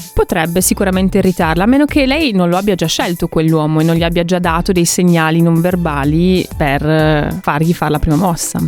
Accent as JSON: {"language": "Italian", "country": "Russia", "also_born_or_lived": "Italy", "moved": "yes", "lives_now": "Germany", "said": "sono russa"}